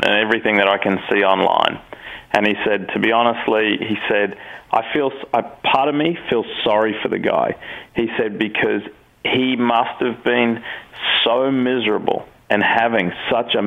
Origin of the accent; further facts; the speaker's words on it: Australia; I'm Australian